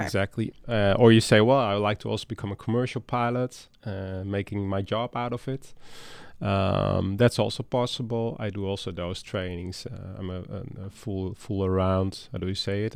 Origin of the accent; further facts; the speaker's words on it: Netherlands; moved away as an adult; now in Dalton, United States; I'm from the Netherlands and that's where I started my career.